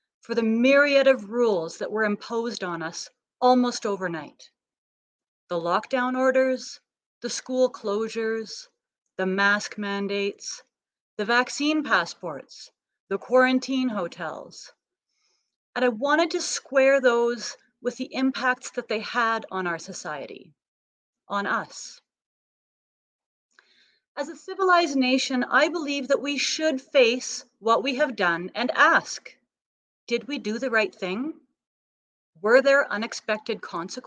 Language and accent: English; Canada; as a Canadian